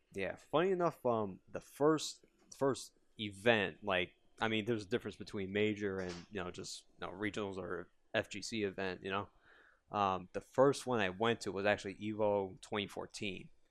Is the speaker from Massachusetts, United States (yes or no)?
no; Yonkers, New York, United States; I'm from Yonkers